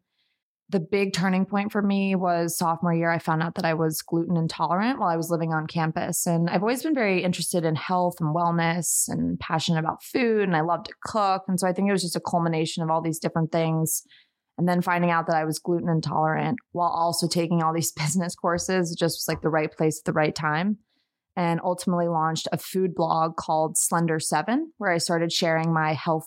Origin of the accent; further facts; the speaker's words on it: Montgomery County, Maryland, United States; now in Denver, United States; I grew up in the Washington, D.C. suburbs. So the Montgomery County, Maryland, about 25 miles outside of the city